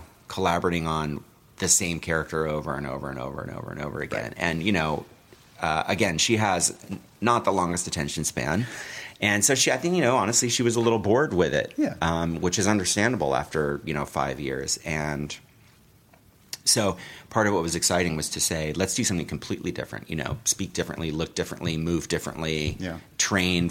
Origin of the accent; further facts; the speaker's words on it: Los Angeles, California, United States; I grew up in the Valley